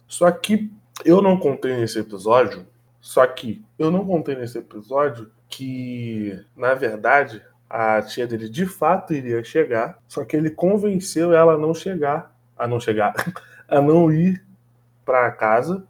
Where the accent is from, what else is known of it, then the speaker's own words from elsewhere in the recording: Brazil; somos brasileiros